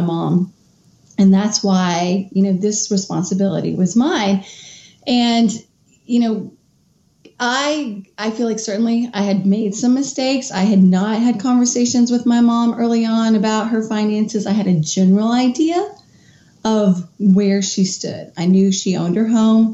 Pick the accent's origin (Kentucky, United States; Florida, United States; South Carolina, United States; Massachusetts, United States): Kentucky, United States; moved away as an adult; also born or lived in Washington, D.C.; moved back to my home state of Kentucky